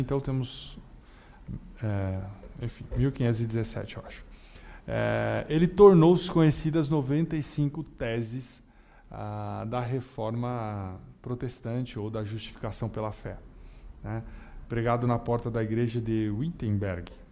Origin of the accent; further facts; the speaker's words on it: Brazil; Nós somos do Brasil